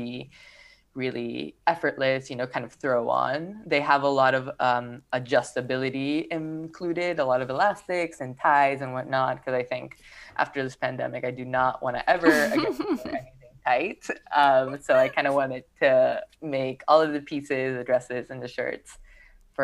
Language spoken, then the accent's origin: English; Peru; now in Los Angeles, United States; I am from Peru. I grew up there.